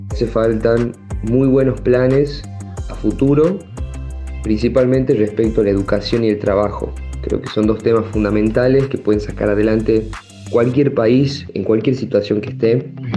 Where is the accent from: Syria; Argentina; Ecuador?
Argentina; Tucumán; moved away as an adult; also born or lived in Catamarca; now in San Fernando del Valle de Catamarca, Argentina; soy de Tucumán, pero estoy residiendo actualmente